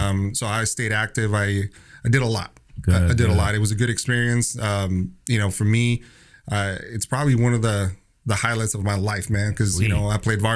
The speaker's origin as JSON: {"language": "English", "town": "El Paso", "region": "Texas", "country": "United States", "tie": "born or raised there", "also_born_or_lived": "Mexico", "said": "I was born in Mexico. So I'm a border kid, man. I grew up in El Paso, Texas, and I grew up in Mexico, so I crossed the border. But I moved out here to the States when I was about 10 years old. That's when my dad, brought us out here, and I grew up on the west side of El Paso"}